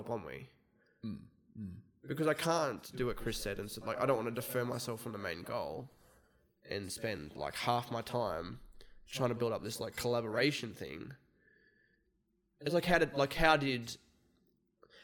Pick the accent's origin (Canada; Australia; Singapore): Australia; we're Australian.